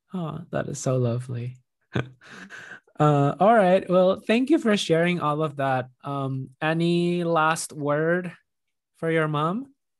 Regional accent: Indonesia; moved away as an adult; also born or lived in Iowa; when I moved to Iowa for college from Indonesia

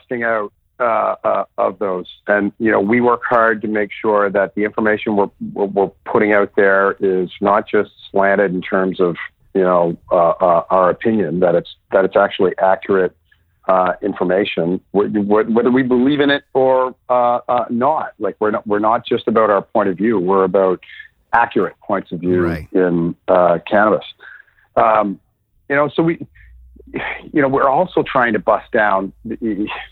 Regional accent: Saint John, New Brunswick, Canada; moved away; also born or lived in Sussex, New Brunswick; I grew up in St. John, New Brunswick

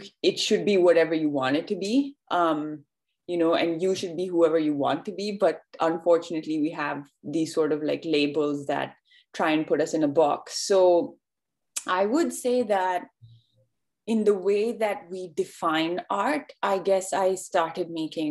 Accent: India; moved away as an adult; now in New York, United States; I live and work out of New York right now, but I grew up in India

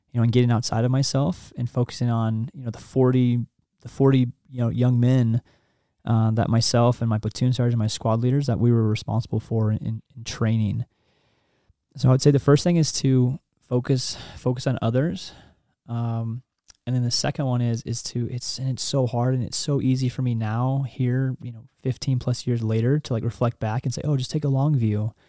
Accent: Kansas, United States; moved away as an adult; also born or lived in New York / North Carolina; now in Utah, United States; I grew up in Kansas. Um, my dad was in the Army.

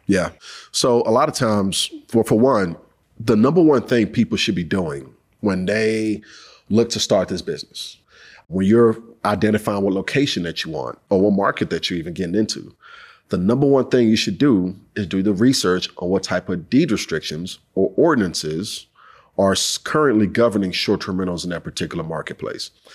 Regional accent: Houston, Texas, United States; I'm from Houston, H Town, H Town for my folks

